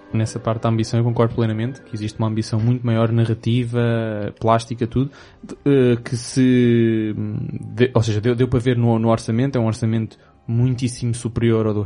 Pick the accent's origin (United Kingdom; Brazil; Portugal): United Kingdom; England; Portuguese is a second language; perdoem-me se sou inglesa